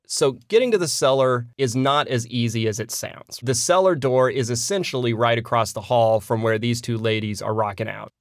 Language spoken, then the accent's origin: English; United States; I'm an American